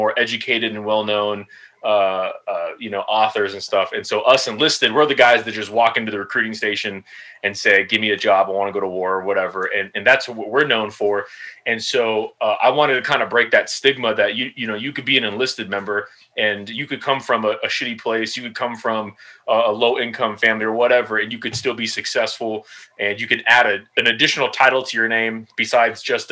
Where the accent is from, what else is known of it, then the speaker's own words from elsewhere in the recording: Los Angeles, California, United States; moved away as an adult; also born or lived in Fort Carson, Colorado / Schofield Barracks, Hawaii / Joint Base Lewis-McChord, Washington; now in Fort Leonard Wood, Missouri, United States; I'm from Los Angeles, California.